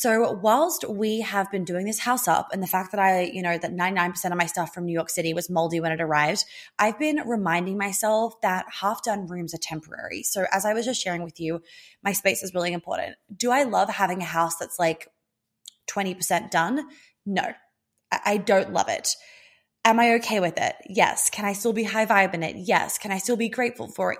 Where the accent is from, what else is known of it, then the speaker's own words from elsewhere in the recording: Australia; moved away; being Australian, um, and spending fourteen years of my life in Australia